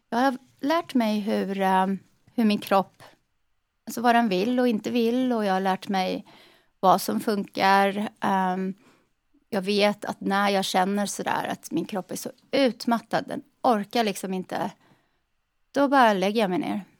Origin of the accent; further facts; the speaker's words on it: Lidköping, Västra Götaland, Sweden; accent: västgötska; now in Charlotte, United States; I Lidköping på Västgötaslätta, vid Värner.